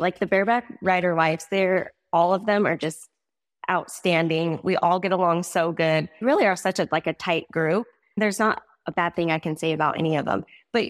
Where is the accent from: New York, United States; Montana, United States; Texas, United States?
Montana, United States; also born or lived in South Dakota / Arizona / Wyoming; We grew up a lot or moved around a lot. South Dakota, Arizona, Montana, Wyoming, all of the places, but mostly was Montana as I got older.